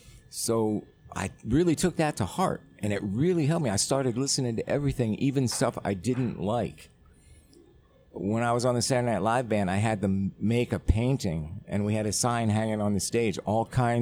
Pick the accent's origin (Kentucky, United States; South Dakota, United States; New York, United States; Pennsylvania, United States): Pennsylvania, United States; the Poconos; Where I grew up in Pennsylvania, it was like a resort, a lot of like honeymoon resorts, Mount Airy Lodge, Tamarack.